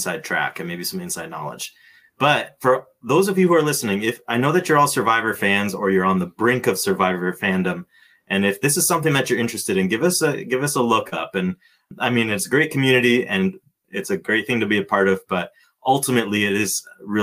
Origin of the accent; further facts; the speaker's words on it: Cambridge, Ontario, Canada; I'm from Cambridge